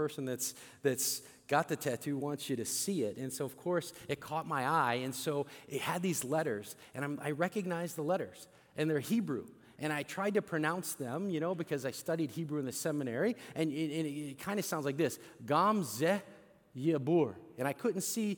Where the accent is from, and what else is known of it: St. Louis, Missouri, United States